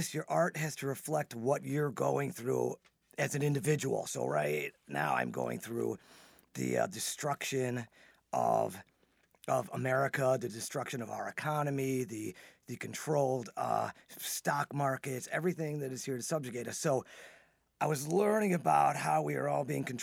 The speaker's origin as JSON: {"language": "English", "town": "Chicago", "region": "Illinois", "country": "United States", "tie": "born or raised there", "said": "Born and raised in Chicago"}